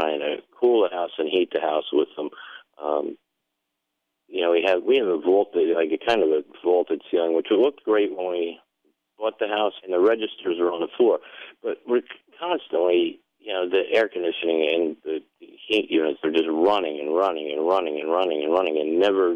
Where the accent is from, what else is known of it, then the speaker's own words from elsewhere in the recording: Vermont, United States; moved away; I grew up in Vermont